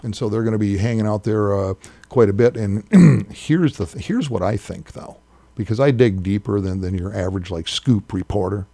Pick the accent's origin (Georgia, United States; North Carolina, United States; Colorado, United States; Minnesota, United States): Minnesota, United States; Minneapolis; now in Sioux Falls, United States; I did not go to a Catholic school growing up in Minneapolis